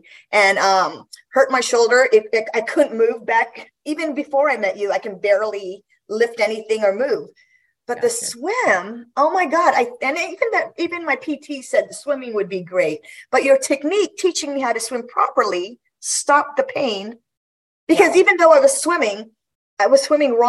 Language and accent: English; Guam; moved away; I grew up in Guam